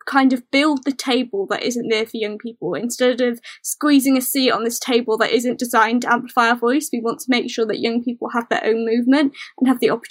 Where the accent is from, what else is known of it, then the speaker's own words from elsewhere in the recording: South Wales Valleys, United Kingdom; are based in the South Wales Valleys